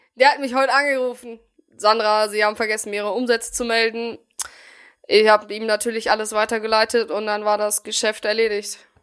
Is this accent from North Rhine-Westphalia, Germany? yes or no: yes; Bielefeld, North Rhine-Westphalia, Germany; ich komme aus Bielefeld